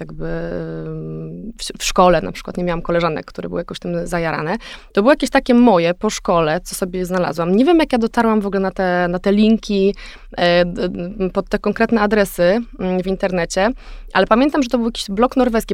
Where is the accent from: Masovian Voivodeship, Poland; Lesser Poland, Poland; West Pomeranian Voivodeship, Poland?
West Pomeranian Voivodeship, Poland; Szczecin; moved away; also born or lived in Warsaw; Szczecin, wiesz, z którego się, jakby, skąd jestem